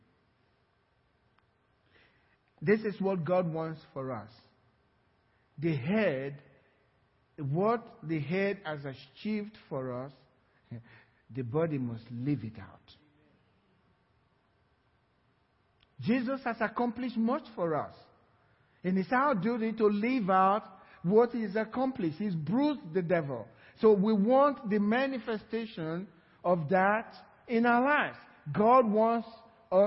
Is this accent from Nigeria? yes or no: yes; Sapele, Delta, Nigeria; now in Cypress, United States; my village where I grew up in Sapela